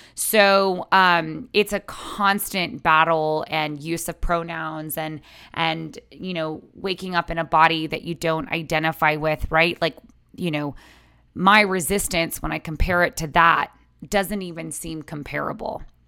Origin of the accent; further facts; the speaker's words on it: San Antonio, Texas, United States; now in Los Angeles, United States; I grew up in San Antonio, Texas